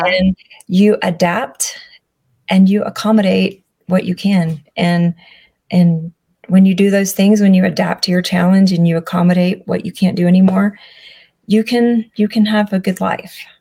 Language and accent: English; Alabama, United States; I'm from Alabama.